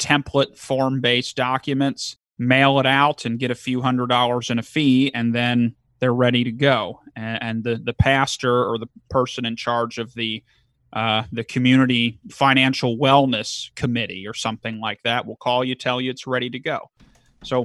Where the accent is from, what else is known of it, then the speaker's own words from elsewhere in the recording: Kentucky, United States; Now, I am originally from Kentucky, now northern Kentucky, so I just greater Cincinnati, but so, you know, I don't have the accent per se